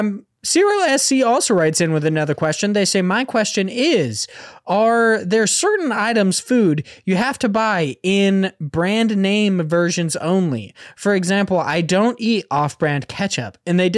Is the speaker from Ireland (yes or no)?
no; Australia; as you may or may not know, I am Australian.